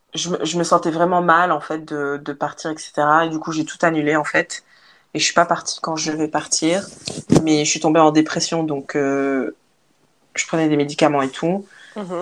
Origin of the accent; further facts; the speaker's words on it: Liège, Wallonia, Belgium; moved away as an adult; also born or lived in Africa / Portugal / Australia; now in Spain; je suis née en Afrique, mais j'ai vécu en Belgique et puis maintenant je voyage